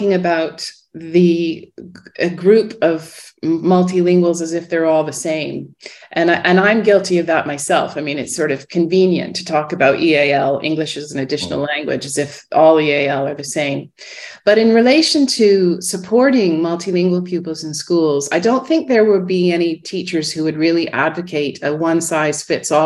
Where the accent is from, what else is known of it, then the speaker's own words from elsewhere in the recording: Ottawa, Ontario, Canada; now in Oxford, United Kingdom; I grew up in Ottawa in Canada.